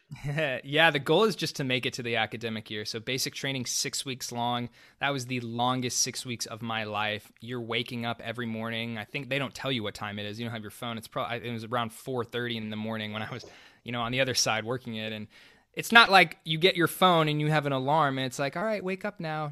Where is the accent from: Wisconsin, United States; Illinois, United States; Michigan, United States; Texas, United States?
Texas, United States; Dallas; moved away; I grew up in Dallas, Texas